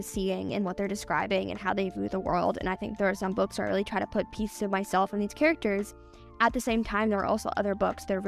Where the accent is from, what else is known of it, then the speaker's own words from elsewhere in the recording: Los Angeles, California, United States; now in San Diego, United States; I grew up in Los Angeles. I lived there for 11 years, and then I moved to San Diego right before sixth grade started